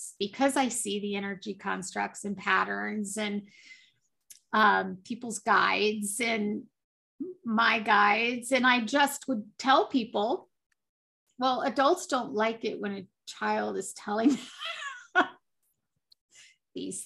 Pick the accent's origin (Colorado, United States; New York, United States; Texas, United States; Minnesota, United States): Colorado, United States; I grew up in Colorado. I still live in Colorado